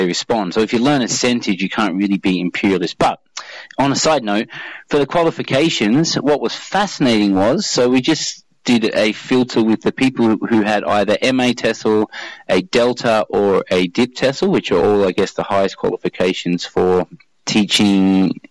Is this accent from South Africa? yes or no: no; Australia; I'm from Australia